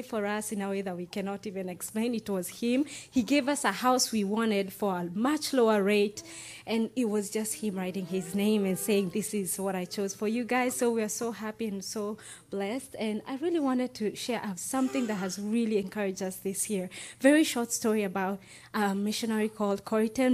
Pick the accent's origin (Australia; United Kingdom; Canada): United Kingdom; I'm British